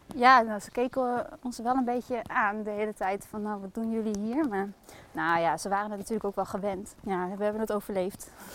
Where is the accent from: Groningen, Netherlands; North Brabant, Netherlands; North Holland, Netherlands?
Groningen, Netherlands; now in Zwolle, Netherlands; Oorspronkelijk kom ik uit Groningen.